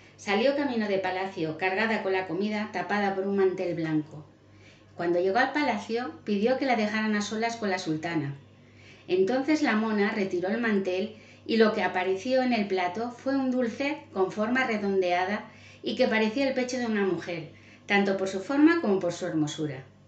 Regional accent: Alberic, Valencian Community, Spain; mi pueblo de nacimiento, Alberic, en Valencia

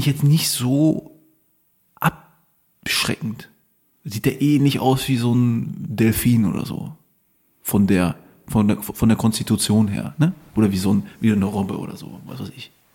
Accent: Lüdenscheid, North Rhine-Westphalia, Germany; moved away; ich komme ja aus dem Sauerland, aus Lüdenscheid.

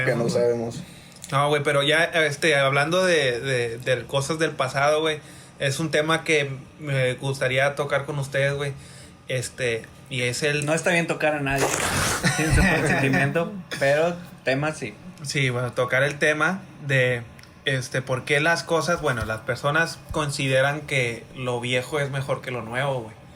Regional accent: United States; Soy gringo yo también, pero.

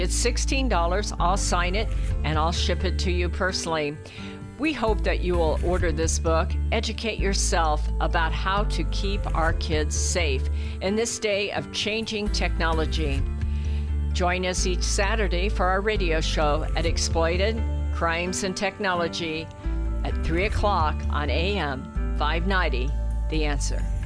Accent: Kansas, United States; moved away as an adult; now in California, United States; I was from Kansas

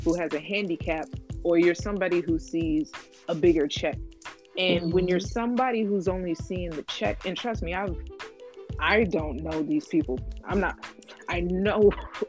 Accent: Temecula, California, United States; I grew up in Temecula around a lot of white people

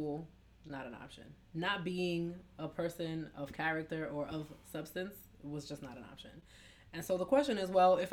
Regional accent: New York, United States; moved away as an adult; also born or lived in Boston; when I was living, growing up in New York

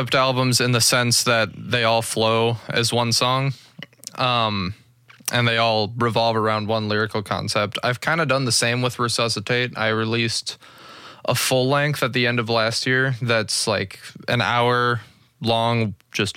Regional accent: Cary, Illinois, United States; I'm from Cary

